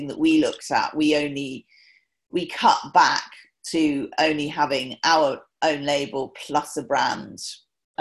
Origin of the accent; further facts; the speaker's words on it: Newbury, South East England, United Kingdom; I was born in Newbury in Berkshire, and grew up.